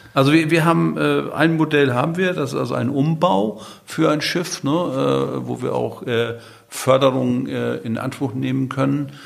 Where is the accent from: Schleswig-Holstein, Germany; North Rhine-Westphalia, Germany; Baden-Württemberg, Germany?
Schleswig-Holstein, Germany; Nordstrand; now in Sylt, Germany; Geboren bin ich auf Nordstrand. Ne? Das ist ja eine Halbinsel, damit bin ich ja ein Halbinsulaner. Aber auf Sylt wohne ich seit Anfang der 80er Jahre oder genau seit 1981.